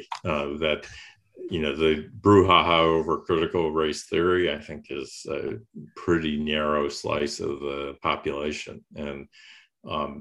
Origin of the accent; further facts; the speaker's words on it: Kentucky, United States; moved away; where I grew up in Kentucky